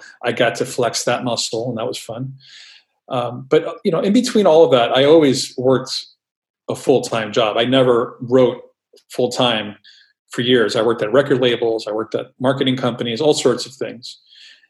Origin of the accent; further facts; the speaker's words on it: New York City, New York, United States; growing up in New York City, there were places to get zines in stores